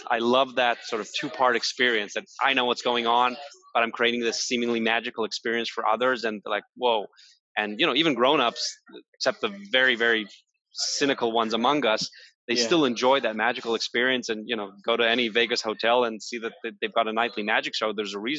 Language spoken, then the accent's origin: English; Israel; I was born and raised in Israel